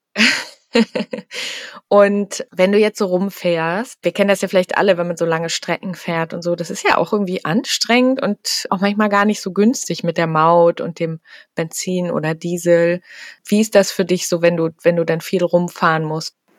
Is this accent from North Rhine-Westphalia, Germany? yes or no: no; Hamburg, Germany; ich komme ja selber aus Hamburg